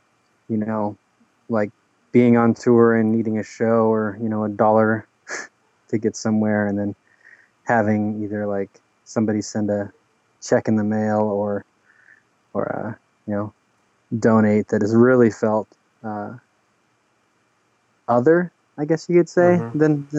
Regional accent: Oregon, United States; I'm from Oregon

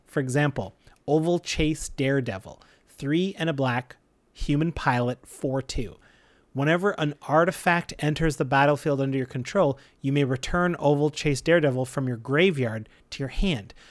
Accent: Canada; We're proud Canadian podcasters

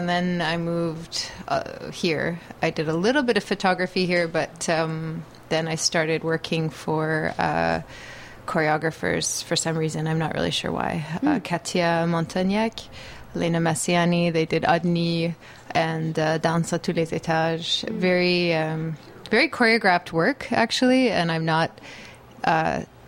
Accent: Caledonia, Ontario, Canada; moved away as an adult; also born or lived in Guelph, Ontario; now in Montreal, Canada; Originally, I'm from a small town in Ontario called Caledonia

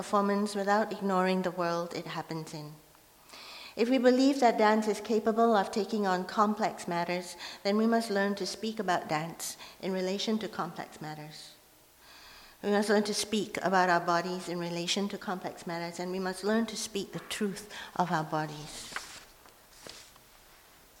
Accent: Malaysia; first language Hokkien; English is a second language; now in Vancouver, Canada; I was growing up in Malaysia, I grew up at a time when Chinese people were not allowed to perform the lion dance in public

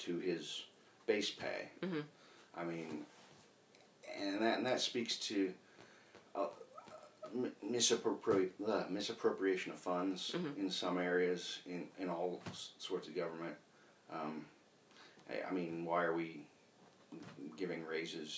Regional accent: Lancaster, United States; I grew up on Tiki Lane

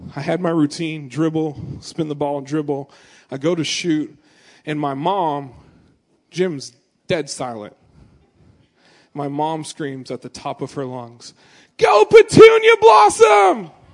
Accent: Gresham, Oregon, United States; I was born in Gresham, it's a suburb of Portland

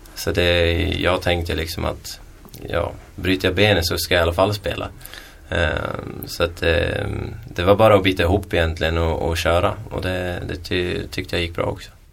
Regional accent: Köping, Västmanland, Sweden; also born or lived in Edsbyn; jag kommer från Köping också

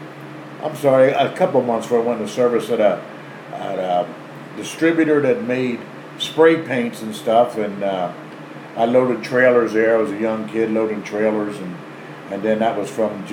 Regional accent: Conshohocken, Pennsylvania, United States; now in King of Prussia, United States; I was born in Conshohocken, raised in Conshohocken until the time I went into service, and now I'm in the King of Prussia area

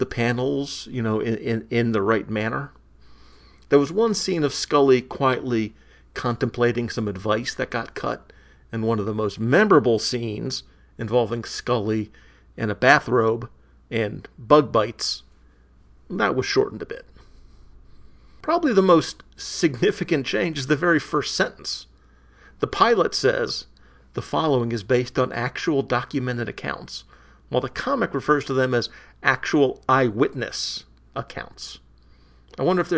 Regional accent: in the Washington suburbs, Maryland, United States; I grew up in Maryland, in the Washington suburbs

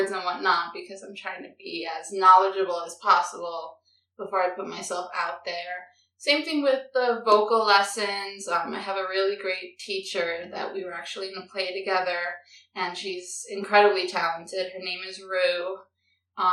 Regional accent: New York City, New York, United States; born and raised in the Bronx

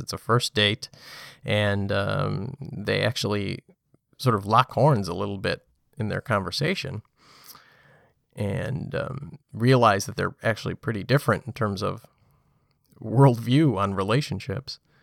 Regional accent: New York City, New York, United States; as a, as a New Yorker. Um, when you live here

